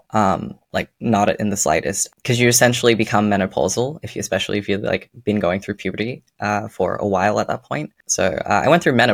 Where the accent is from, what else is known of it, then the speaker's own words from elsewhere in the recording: Netherlands; moved away; also born or lived in Australia; For context, I was born in Australia and I moved to the Netherlands when I was eight.